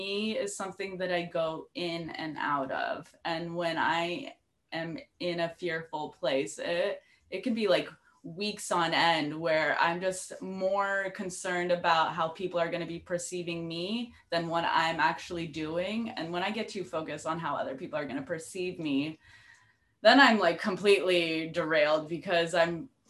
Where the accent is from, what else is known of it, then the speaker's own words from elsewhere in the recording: Citrus Heights, California, United States; moved away as an adult; also born or lived in Santa Cruz, California / Chicago; I grew up in Citrus Heights